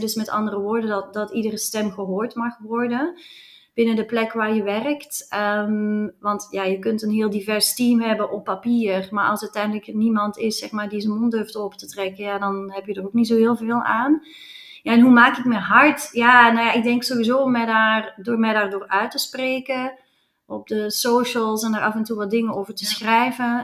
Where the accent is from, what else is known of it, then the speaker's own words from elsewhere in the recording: Flanders, Belgium; accent: Flemish; now in Netherlands; mijn accent verraadt dat ik uit België kom